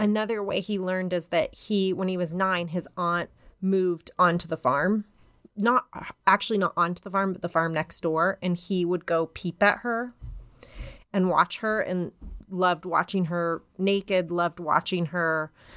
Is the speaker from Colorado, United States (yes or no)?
yes; Denver, Colorado, United States; I'm from Denver